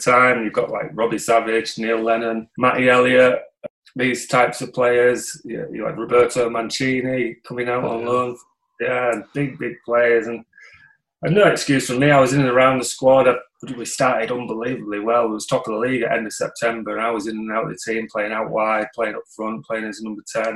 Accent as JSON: {"language": "English", "town": "Bridlington", "region": "Yorkshire and the Humber", "country": "United Kingdom", "said": "I'm from Bridlington originally, on the East Coast."}